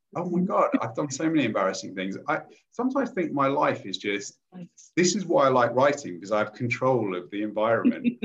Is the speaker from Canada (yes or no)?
no; Lincolnshire, East Midlands, United Kingdom; I grew up in Lincolnshire, which is a very conservative uh, place anyway